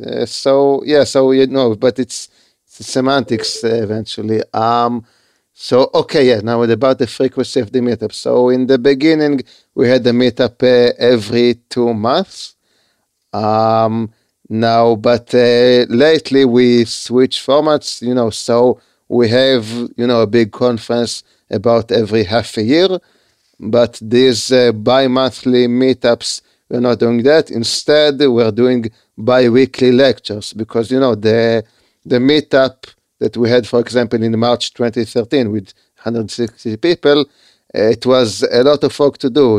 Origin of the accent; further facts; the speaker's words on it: Haifa, Haifa District, Israel; I live in Israel. I was I was I was born in Haifa